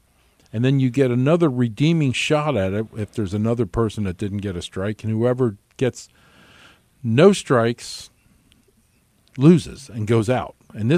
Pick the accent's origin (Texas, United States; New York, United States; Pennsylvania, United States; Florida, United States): Pennsylvania, United States; Philadelphia; Philadelphia, my hometown.